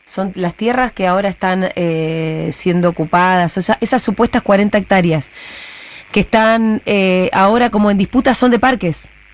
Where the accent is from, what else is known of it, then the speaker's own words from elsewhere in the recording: Bariloche, Río Negro, Argentina; moved away; Yo soy de Bariloche